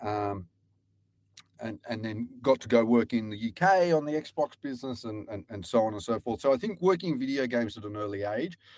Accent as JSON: {"language": "English", "town": "Newcastle", "region": "New South Wales", "country": "Australia", "tie": "born or raised there", "also_born_or_lived": "Sydney / Japan", "moved": "as an adult", "lives_now": "Europe", "said": "I went to the University of Newcastle and I grew up in Newcastle"}